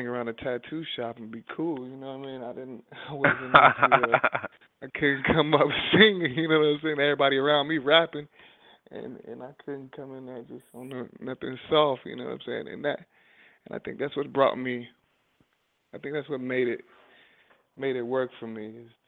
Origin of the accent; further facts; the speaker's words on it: Durham, North Carolina, United States; I come from a town called Durham, North Carolina.